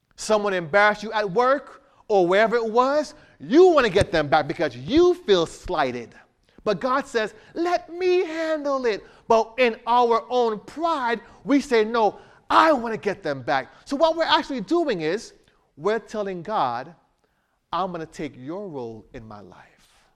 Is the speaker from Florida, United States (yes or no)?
yes; Miramar, Florida, United States; moved away; I'm from Miami area, Miramar area.